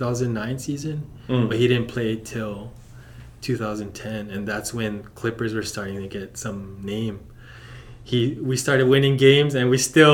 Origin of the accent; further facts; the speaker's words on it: Hawaii, United States; And so all those cousins I grew up with in Hawaii, they're all Laker fans, you know.